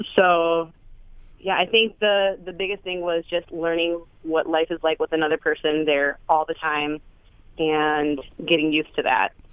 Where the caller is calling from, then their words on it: Madison, Wisconsin, United States; We are calling from Madison, Wisconsin